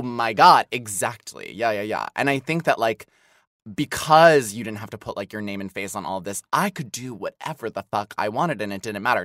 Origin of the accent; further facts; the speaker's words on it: Midwest, United States; moved away as an adult; I grew up in the Midwest